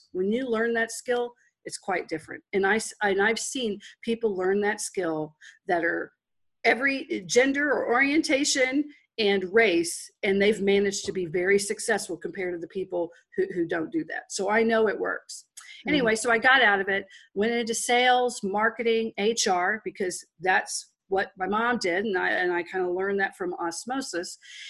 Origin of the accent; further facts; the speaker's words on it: Texas, United States; accent: Texas; I come from Texas. I actually have a natural Texas accent.